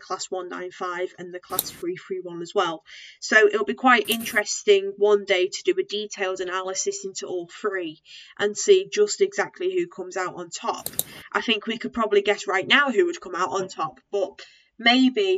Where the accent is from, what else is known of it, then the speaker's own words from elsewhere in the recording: the Northwest, North West England, United Kingdom; we're both from the Northwest